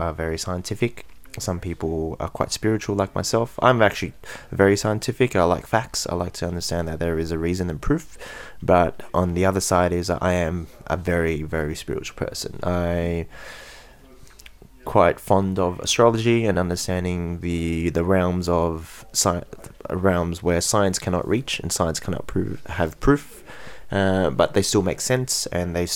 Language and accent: English; Australia; born and bred in Australia, so I'm Australian as fuck